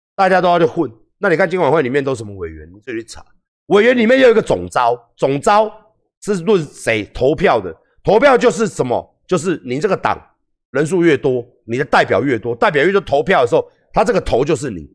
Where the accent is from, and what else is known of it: Taiwan